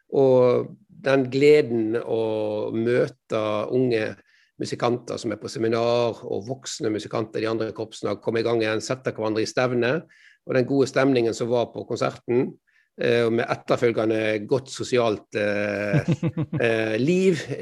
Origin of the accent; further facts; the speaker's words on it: Strilelandet, Vestland, Norway; jeg er jo stril